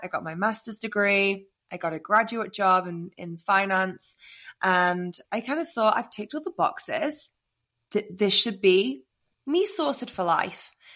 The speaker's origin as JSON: {"language": "English", "region": "England", "country": "United Kingdom", "moved": "yes", "lives_now": "Austin, United States", "said": "I'm obviously English, but I'm living in Austin"}